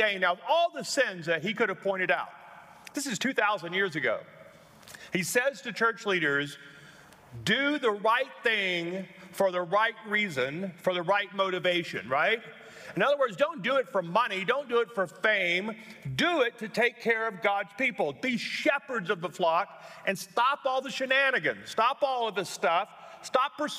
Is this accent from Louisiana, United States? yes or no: yes; Louisiana, United States; now in Colorado Springs, United States; I'm from Louisiana